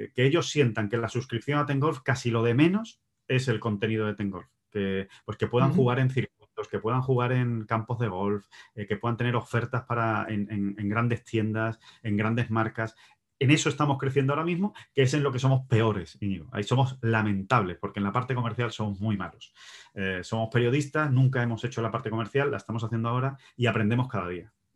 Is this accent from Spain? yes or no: yes; Spain; yo soy español